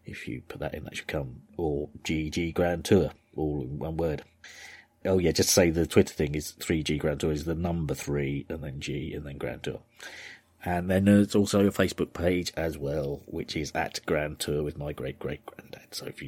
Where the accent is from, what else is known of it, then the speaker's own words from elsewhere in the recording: Yorkshire and the Humber, United Kingdom; So, I'm from Yorkshire.